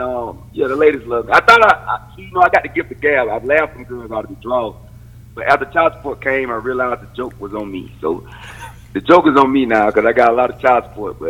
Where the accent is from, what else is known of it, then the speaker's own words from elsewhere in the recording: Millen, Georgia, United States; It's Statesboro, Georgia. I'm really from Millen, Georgia, but if you Google it, your computer will not find it. So I have to say Statesboro because that's the closest town that people might know around.